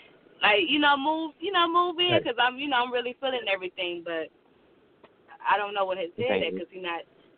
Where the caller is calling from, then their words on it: Michigan, United States; I'm calling from Michigan.